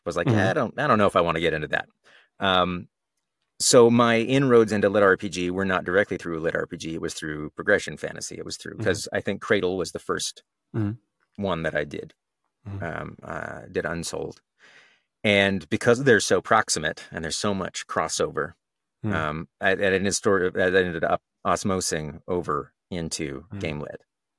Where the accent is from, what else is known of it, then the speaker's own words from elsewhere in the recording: Texas, United States; accent: Texas; Well, I grew up in Texas, so I used to have an accent.